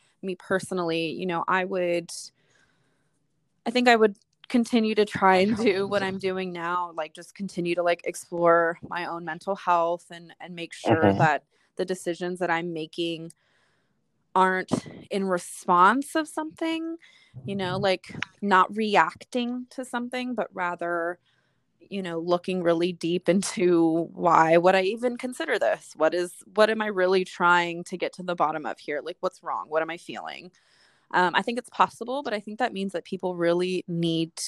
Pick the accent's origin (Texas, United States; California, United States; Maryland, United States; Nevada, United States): California, United States; Southern; I'm from Southern California